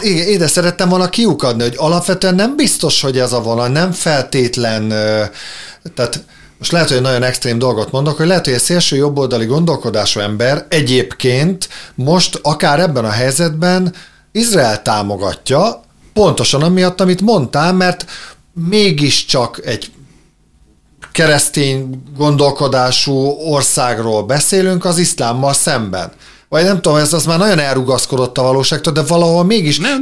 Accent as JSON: {"language": "Hungarian", "country": "Hungary", "said": "én szeretek magyarnak lenni, és én magyar vagyok"}